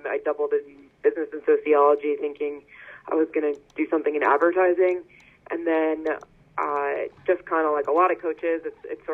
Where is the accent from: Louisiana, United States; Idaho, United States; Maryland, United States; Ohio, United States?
Maryland, United States; Potomac; moved away as an adult; now in Northfield, United States; I'm from Potomac, Maryland, just outside Washington, D.C.